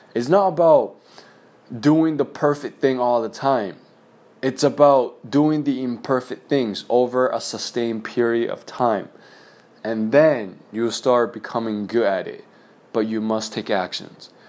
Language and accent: English; China; moved away; growing up in China, we had this testing system